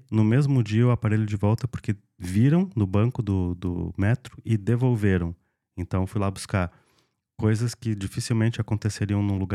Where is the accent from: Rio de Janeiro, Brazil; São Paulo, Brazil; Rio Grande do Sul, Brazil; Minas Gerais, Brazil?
Rio Grande do Sul, Brazil; Serra Gaúcha; moved away as an adult; now in Lisbon, Portugal; eu sou da região sul do Brasil, nós somos majoritariamente colonizados majoritariamente não, nós somos colonizados por italiano, sou da Serra Gaúcha.